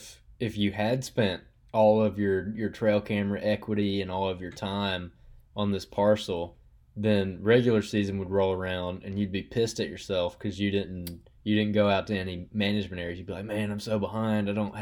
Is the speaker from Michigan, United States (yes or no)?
no; Alabama, United States; growing up in Alabama